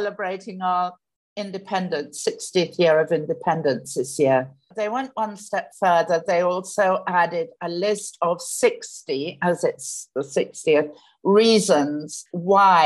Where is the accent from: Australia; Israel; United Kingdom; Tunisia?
United Kingdom; now in Kingston, Jamaica; You might be able to tell from a bit of my accent that I was born in the UK, but I have lived here for 35 years now